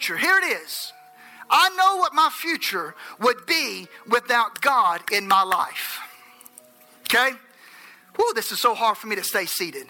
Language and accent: English; Enterprise, Alabama, United States